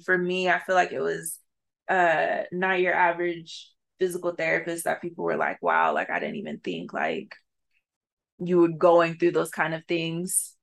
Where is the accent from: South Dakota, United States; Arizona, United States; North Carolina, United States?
Arizona, United States; to be a Black woman growing up in Arizona in a space that's predominantly white